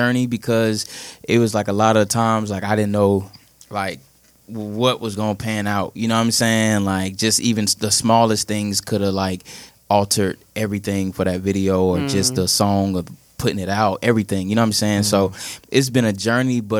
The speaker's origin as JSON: {"language": "English", "region": "South Florida", "country": "United States", "moved": "yes", "lives_now": "Charlotte, United States", "said": "I'm from South Florida, but you know I represent Charlotte, North Carolina"}